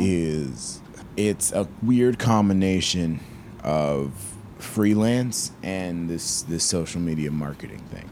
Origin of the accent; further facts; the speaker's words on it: Peachtree City, Georgia, United States; I'm from Peachtree City, Georgia.